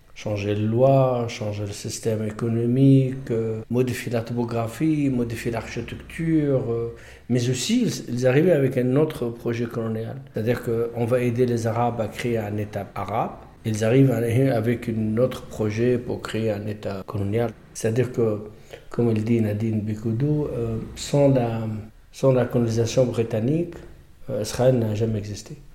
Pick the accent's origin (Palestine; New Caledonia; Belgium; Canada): Palestine; Gaza, Gaza Strip; moved away as an adult; also born or lived in France; J'ai grandi euh, sur place jusqu'à le baccalauréat et puis je suis parti à l'étranger